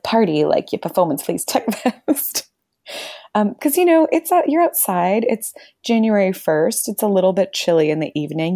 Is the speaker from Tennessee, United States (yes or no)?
no; Florida, United States; now in New Zealand; we grew up in Florida, and so very warm year-round